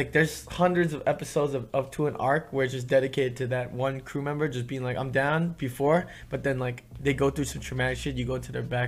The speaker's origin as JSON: {"language": "English", "region": "New York", "country": "United States", "tie": "born or raised there", "said": "growing up in New York, like the Chinese and Korean kids got along really well."}